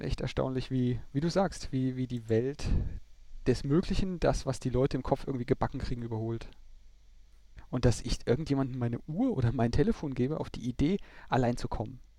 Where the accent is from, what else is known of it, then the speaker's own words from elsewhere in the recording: Germany; wir als Deutsche